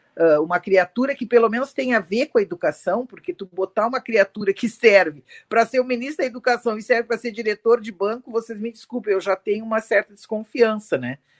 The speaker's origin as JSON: {"language": "Portuguese", "region": "Rio Grande do Sul", "country": "Brazil", "accent": "gaúcho", "said": "Eu já saí daqui do Rio Grande do Sul, todo mundo já sabe que eu sou gaúcha pelo meu sotaque"}